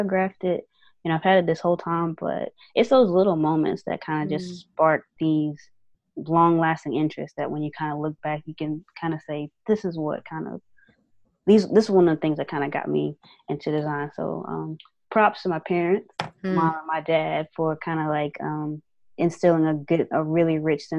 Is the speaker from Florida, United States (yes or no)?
no; Winston-Salem, North Carolina, United States; Winston-Salem State. The university, you know, in my hometown